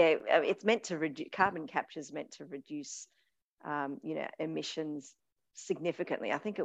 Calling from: Australia; I'm speaking from Australia, we seem to sort of lag behind the innovation model because we're so rich in resources.

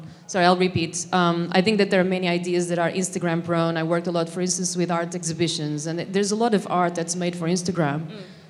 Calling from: Tokyo, Japan; I'm coming from Tokyo, land of good design.

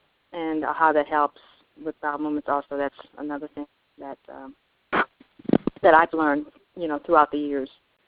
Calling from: New York City, New York, United States; New York City.

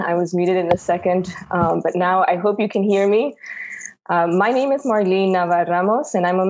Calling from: New York City, New York, United States; I am calling from Lenape Hoking territory, otherwise known as New York City.

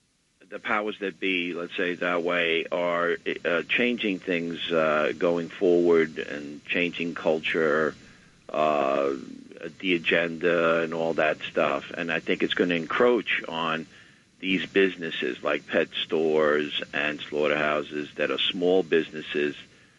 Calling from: Riverdale, New York, United States; Hi, I'm calling from Riverdale.

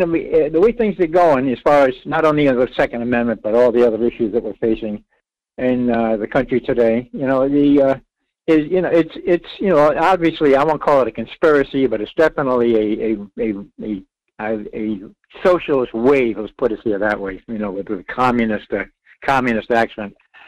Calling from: Rhode Island, United States; Yes, I did.

